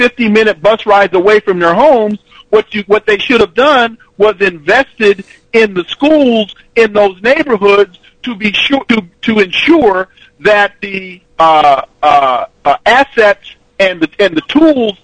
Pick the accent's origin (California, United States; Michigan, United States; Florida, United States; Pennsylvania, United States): California, United States; moved away; I'm originally from California